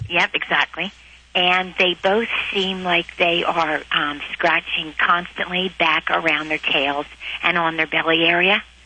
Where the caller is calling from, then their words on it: Reading, Pennsylvania, United States; I'm calling from Reading, Pennsylvania.